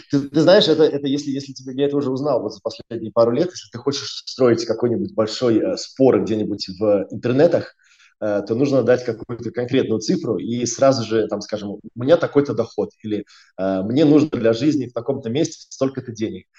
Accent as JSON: {"language": "Russian", "town": "Riga", "country": "Latvia", "tie": "born or raised there", "also_born_or_lived": "United Kingdom", "moved": "as an adult", "said": "я, я из Риги, я из Латвии, э, я учился в школе в Риге"}